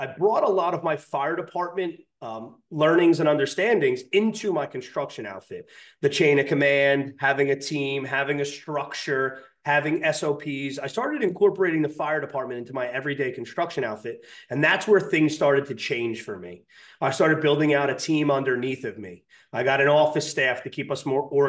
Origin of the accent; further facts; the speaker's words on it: Highlands, New Jersey, United States; we're from Highlands. We're used to water being there.